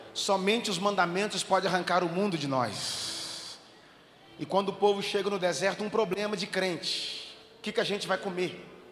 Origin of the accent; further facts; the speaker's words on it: Contagem, Minas Gerais, Brazil; Eu sou de Contagem, Minas Gerais, região metropolitana de Belo Horizonte